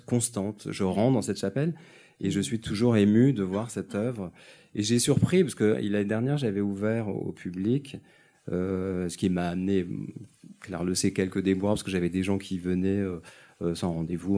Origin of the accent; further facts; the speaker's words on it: Nice, Provence-Alpes-Côte d'Azur, France; Je suis niçois